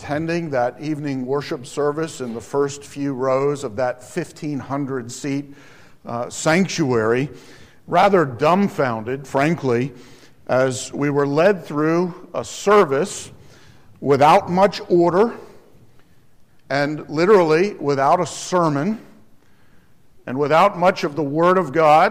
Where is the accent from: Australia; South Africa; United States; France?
United States; Alamance County, North Carolina; I'm from Alamance County, North Carolina, a rural county.